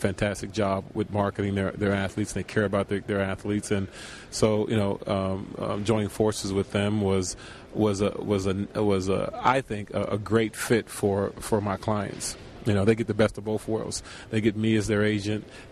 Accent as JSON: {"language": "English", "town": "Chicago", "region": "Illinois", "country": "United States", "tie": "born or raised there", "said": "I grew up in Chicago"}